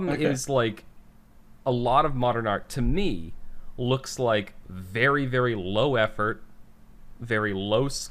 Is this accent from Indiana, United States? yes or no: no; Boston, Massachusetts, United States; accent: Boston; if you can't tell by the way I talk, you know, for those of you who are listening who don't know, I'm from the Boston area